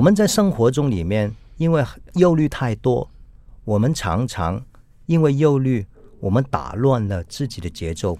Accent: Hong Kong; first language Cantonese; Chinese is a second language; 香港因为回归的问题嘛，嗯，很多人都要要学这个普通话， 是， 但是普通话对我们说广东话的人来来说

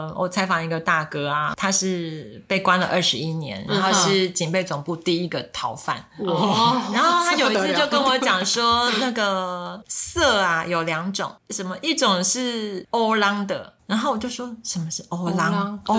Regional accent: Taiwan; 对，因为我从小是在眷村长大的，哦、所以我的台语真的很烂。

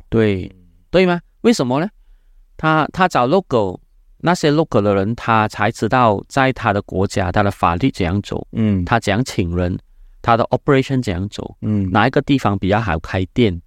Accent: Malaysia; 我是马来西亚的人

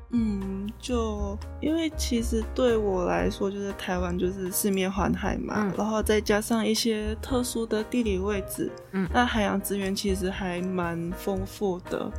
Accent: Ipoh, Perak, Malaysia; moved away as an adult; now in Kaohsiung, Taiwan; 我家乡，就是嗯。怡保

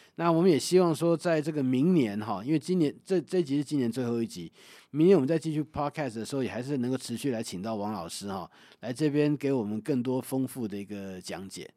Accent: Taiwan; 我们台湾人

